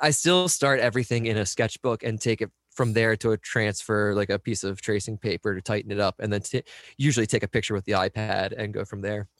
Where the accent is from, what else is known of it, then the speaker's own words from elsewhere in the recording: United States; in Delaware and P A right around where I grew up